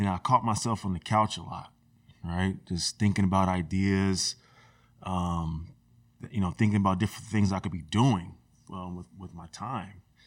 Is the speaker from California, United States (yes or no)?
yes; Rosemont, California, United States; I grew up in Rosemont